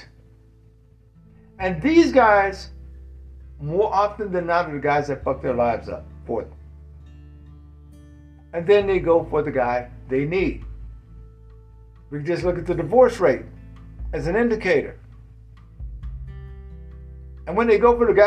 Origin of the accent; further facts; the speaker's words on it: the South, United States; I'm from the South.